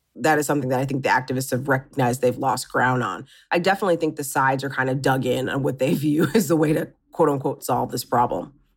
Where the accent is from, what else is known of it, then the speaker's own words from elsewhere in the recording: Midwest, United States; I'm from the Midwest and, you know, I remember growing up and in the eighties and the nineties